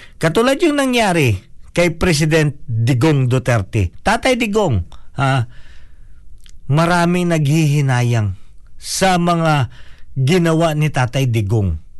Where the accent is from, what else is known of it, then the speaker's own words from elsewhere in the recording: Philippines; now in New Zealand; Ako ay Pilipino